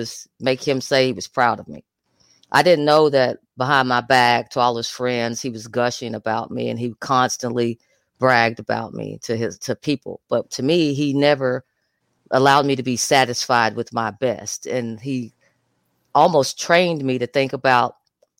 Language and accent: English; Atoka, Oklahoma, United States; I'm from Atoka, Oklahoma, right in the dead center of the Bible Belt